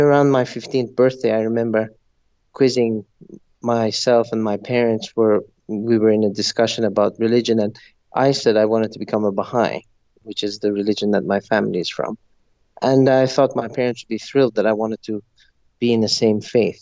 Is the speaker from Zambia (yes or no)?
yes; Zambia; also born or lived in Montreal, Canada; I was born and raised in Zambia, which is a country in southern Africa.